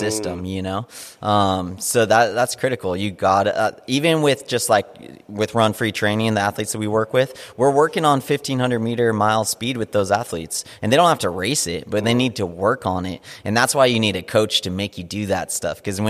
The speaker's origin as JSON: {"language": "English", "town": "Big Bear Lake", "region": "California", "country": "United States", "tie": "born or raised there", "said": "I grew up in Big Bear Lake, which is a tiny little mountain town in Southern California"}